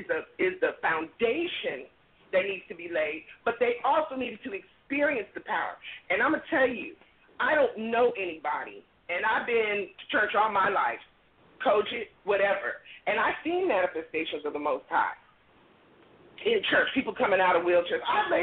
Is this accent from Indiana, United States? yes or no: no; California, United States; now in Oklahoma City, United States; I'm originally from California.